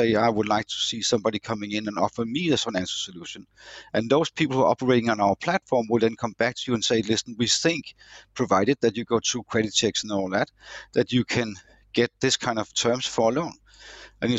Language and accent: English; Denmark; our Danish DNA